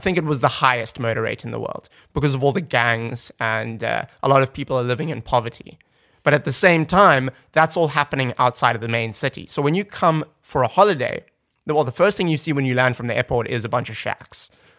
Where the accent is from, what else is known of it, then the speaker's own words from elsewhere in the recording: Cape Town, Western Cape, South Africa; also born or lived in Zimbabwe; I'm from Cape Town.